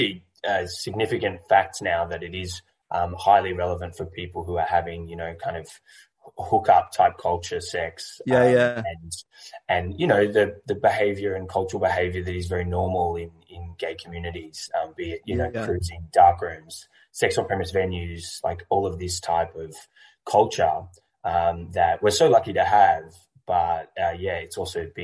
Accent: Melbourne, Victoria, Australia; I'm from Melbourne, Australia

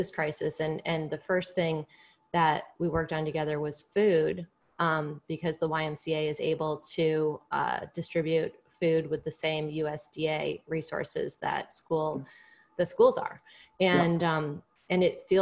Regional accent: right outside of Hartford, Connecticut, United States; I grew up right outside of Hartford

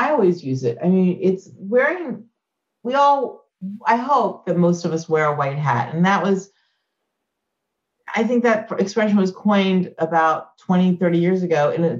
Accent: Clemson, South Carolina, United States; I'm a kid growing up in Clemson, South

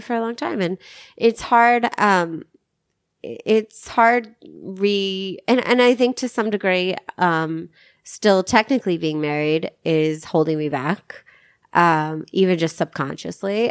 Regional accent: Arkansas, United States; moved away; I'm from Arkansas

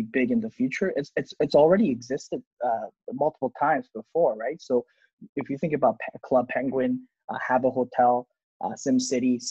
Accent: South Korea; I'm from Korea

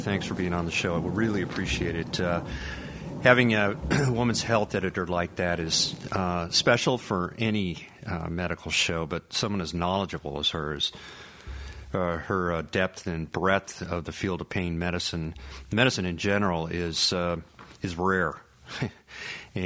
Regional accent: Colorado, United States; now in North Carolina, United States; I'm originally from Colorado

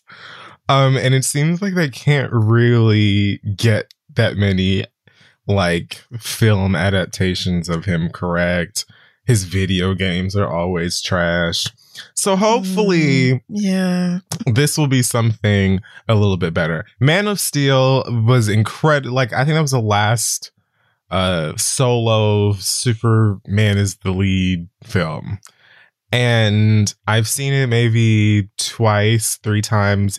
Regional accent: Jamaica; moved away; also born or lived in Harlem, New York; as a Jamaican who's lived in Harlem

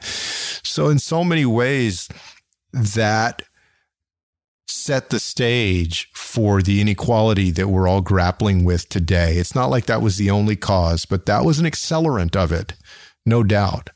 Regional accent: San Antonio, Texas, United States; my hometown of San Antonio

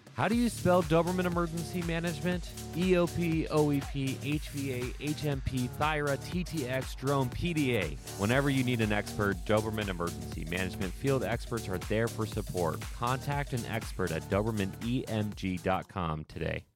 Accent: Ohio, United States; I'm from Ohio

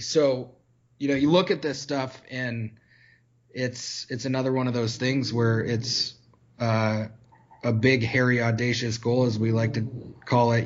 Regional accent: Michigan, United States; growing up in Michigan

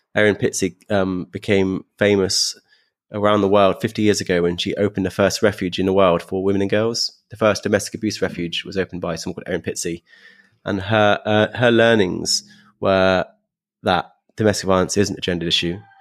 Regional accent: London, United Kingdom; being a Londoner

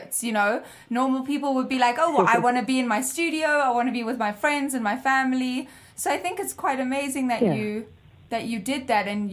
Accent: South Africa; I'm South African

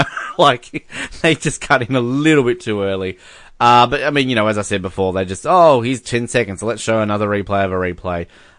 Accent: Canada; also born or lived in United States; and I'm Canadian. I want somebody to, like, cross it out and go, and I'm sort of Canadian. I was born in America. I immigrated.

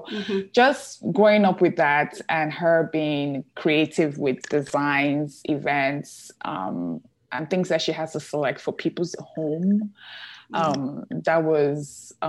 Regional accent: Nigeria; born there; I grew up, well, I was born in Nigeria. I grew up a lot of in different countries. My dad, he is an engineer for oil company.

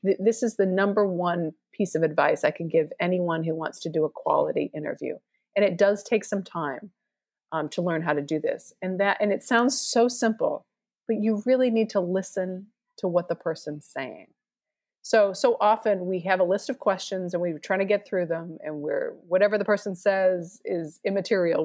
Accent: Boston, Massachusetts, United States; moved away; also born or lived in Arkansas; I'm from Boston

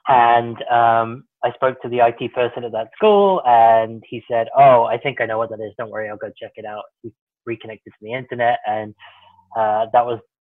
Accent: Worcestershire, West Midlands, United Kingdom; born or raised there; moved away as an adult; now in United States

